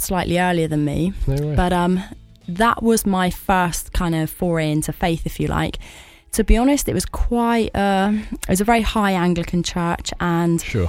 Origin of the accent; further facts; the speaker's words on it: Cornwall, South West England, United Kingdom; I grew up in Cornwall